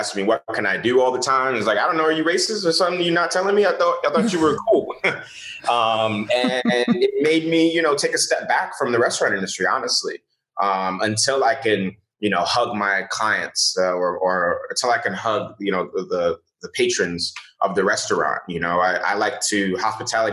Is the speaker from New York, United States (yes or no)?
yes; New York City, New York, United States; also born or lived in Nigeria / Louisiana; I grew up in the Bronx